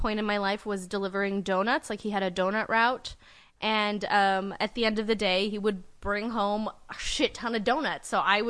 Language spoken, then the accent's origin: English; Uzbekistan